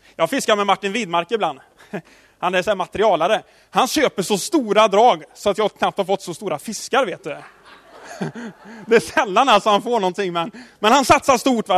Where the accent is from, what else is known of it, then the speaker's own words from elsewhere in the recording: Tidaholm, Västra Götaland, Sweden; Jag, jag är uppväxt i Tidaholm